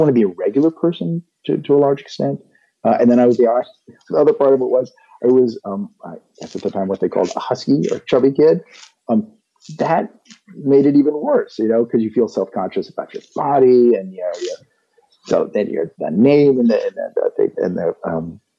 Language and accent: English; West Virginia, United States; my growing up in West Virginia